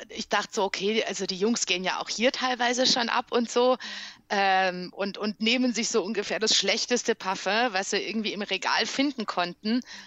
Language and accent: German; Criț, Transylvania, Romania; accent: Transylvanian Saxon (Deutschkreuz dialect); now in Germany; Auf Siebenbürger Sächsisch im Deutschkreuzer Dialekt